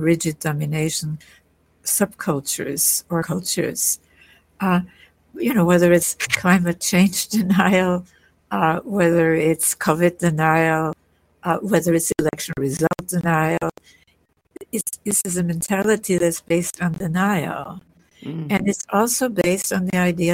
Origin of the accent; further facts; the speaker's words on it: Vienna, Austria; I was born in Vienna, in Austria